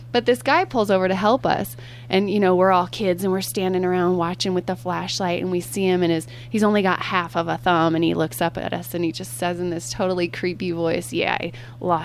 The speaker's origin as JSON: {"language": "English", "region": "Iowa", "country": "United States", "tie": "born or raised there", "moved": "yes", "said": "I'm from Iowa"}